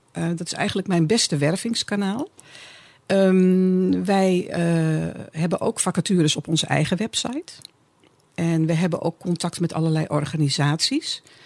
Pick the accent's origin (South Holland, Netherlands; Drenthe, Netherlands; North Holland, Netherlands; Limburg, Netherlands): North Holland, Netherlands; Amsterdam; ik kom uit Amsterdam.